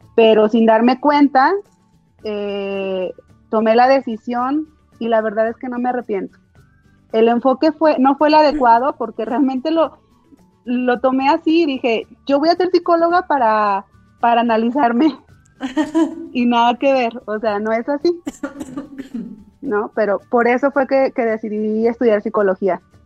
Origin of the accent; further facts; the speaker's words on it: Jalpa, Zacatecas, Mexico; moved away as an adult; also born or lived in Villanueva, Zacatecas; now in Zacatecas, Mexico; Yo crecí en Jalpa. Ahí estudié desde el kinder hasta la preparatoria